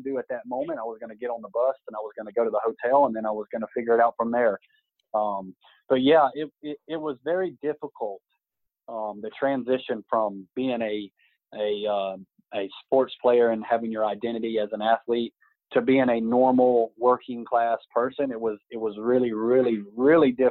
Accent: Greenville, South Carolina, United States; I was in Greenville in my hometown

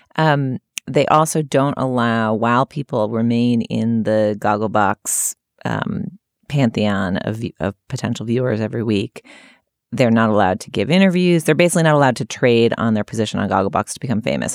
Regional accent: California, United States; I'm from California

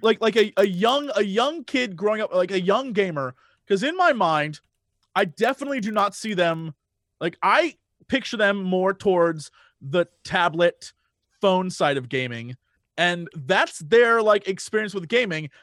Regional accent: Midwest, United States; I'm from the Midwest.

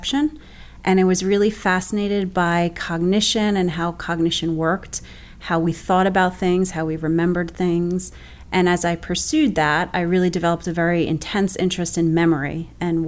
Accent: Bayonne, New Jersey, United States; I'm actually originally from Bayonne, which is where I still live right now. I actually live 30 blocks from where I grew up.

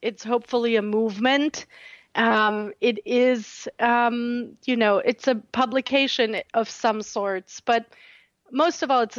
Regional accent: Southern Germany, Germany; English is a second language; now in United States; I had trepidations about that because I'm from a very small town in southern Germany.

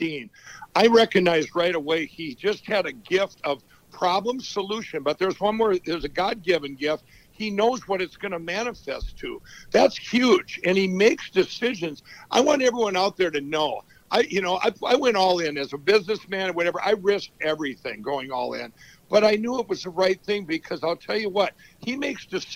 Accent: Minnesota, United States; my home state of Minnesota

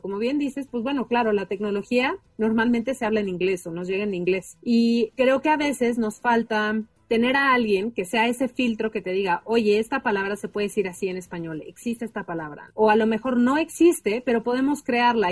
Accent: Mexico; first language Spanish; es nuestra lengua nativa

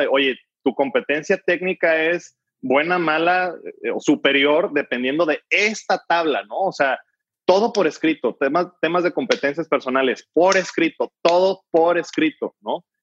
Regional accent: Mexico; como mexicanos

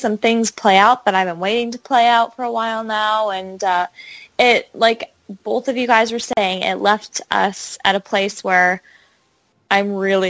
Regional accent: Midwest, United States; I am from the Midwest.

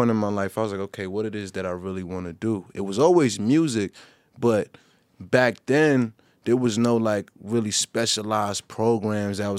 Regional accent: New York City, New York, United States; I was from Brooklyn

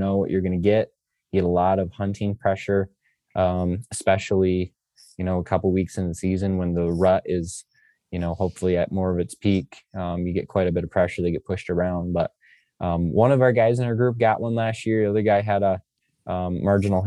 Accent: Michigan, United States; I'm from Michigan, it's pretty cold during peak rut here in Michigan

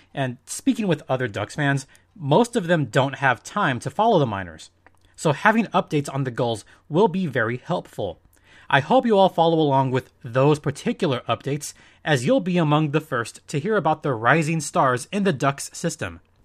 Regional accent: Southern California, United States; I was born and raised in Southern California.

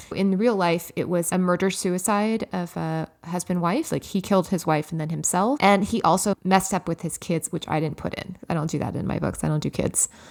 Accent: Los Angeles, California, United States; my hometown

